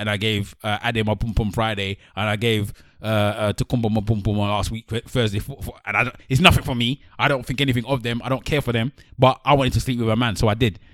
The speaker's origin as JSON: {"language": "English", "country": "Nigeria", "said": "as a Nigerian, we brought up in a Nigerian home"}